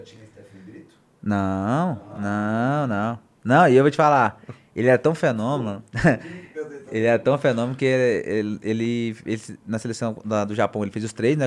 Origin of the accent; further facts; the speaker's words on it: Goiânia, Goiás, Brazil; Eu falei, Goiânia